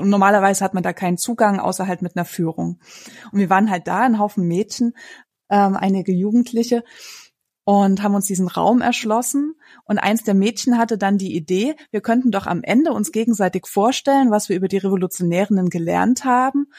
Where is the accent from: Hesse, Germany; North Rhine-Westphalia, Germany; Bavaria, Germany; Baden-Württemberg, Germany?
Hesse, Germany; Frankfurt; Bei uns in Frankfurt